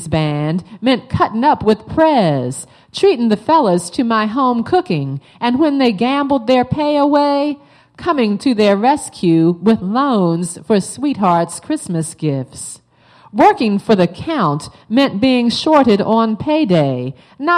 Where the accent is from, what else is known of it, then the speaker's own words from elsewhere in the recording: Baltimore, Maryland, United States; I'm from Baltimore.